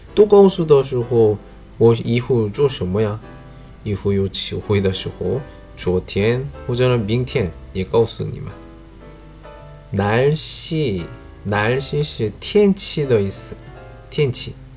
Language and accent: Chinese; South Korea; Chinese is a second language; moved away; 我是来自韩国外教